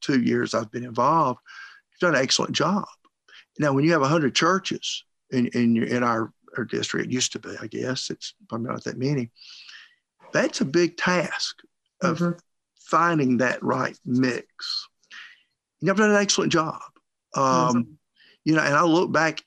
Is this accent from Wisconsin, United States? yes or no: no; Bremen, Georgia, United States; born and raised in Bremen, small town, West Georgia